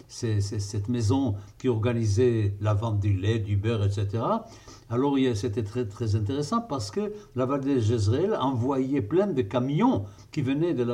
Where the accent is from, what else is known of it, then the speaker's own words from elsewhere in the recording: Jerusalem, Jerusalem District, Israel; Je peux vous dire par exemple que moi j'ai grandi à Jérusalem où j'ai grandi et à l'école où j'ai grandi et au mouvement Maccabi où j'étais, le mouvement scout